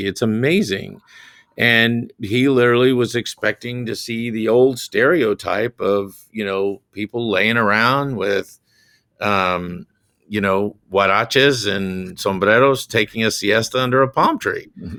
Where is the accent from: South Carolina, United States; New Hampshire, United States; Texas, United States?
South Carolina, United States; I have to deal with the Grand Dragon of the Ku Klux Klan in my home state of South Carolina.